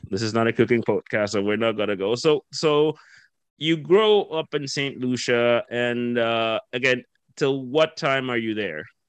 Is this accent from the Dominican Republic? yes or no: yes; Dominican Republic; moved away; I'm from the Caribbean myself. I'm from okay. the Dominican Republic originally